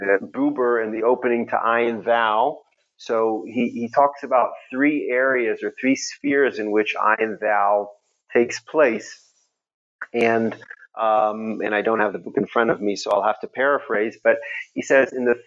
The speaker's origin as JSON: {"language": "English", "town": "Houston", "region": "Texas", "country": "United States", "tie": "born or raised there", "said": "Even though I was brought up in Houston, Texas, where there's obviously a lot of deeply observant religious, especially Christians, the immediate milieu in which I grew up tended to be very, very hyper intellectual."}